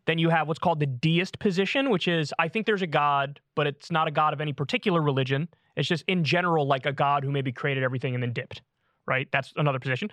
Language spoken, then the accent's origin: English; United States; I was born in America. I'm American